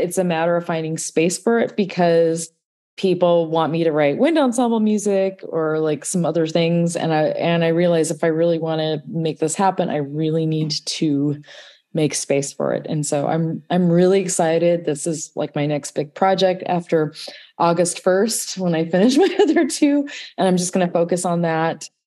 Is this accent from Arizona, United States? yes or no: no; Southern California, United States; I'm from Southern California